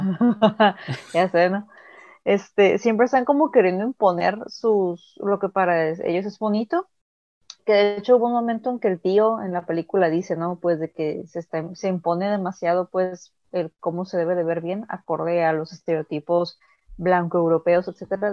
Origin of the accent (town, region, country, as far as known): Mexico